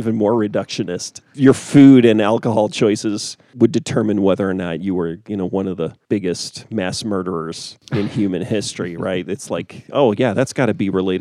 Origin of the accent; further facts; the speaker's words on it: United States; I'm an American